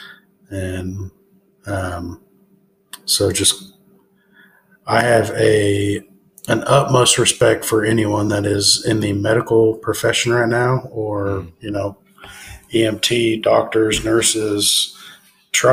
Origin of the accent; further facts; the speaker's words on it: Tulsa, Oklahoma, United States; now in Bartlesville, United States; I'm born and raised in Tulsa, but live in Bartlesville